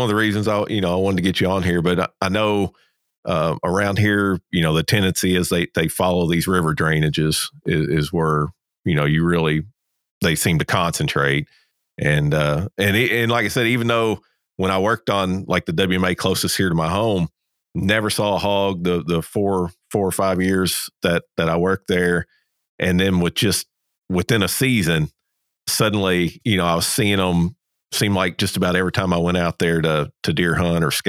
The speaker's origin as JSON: {"language": "English", "region": "Kentucky", "country": "United States", "tie": "born or raised there", "moved": "as an adult", "lives_now": "Georgia, United States", "said": "I'm originally from Kentucky, where kind of like you, where I grew up, there was no feral hogs where I was at there in Kentucky"}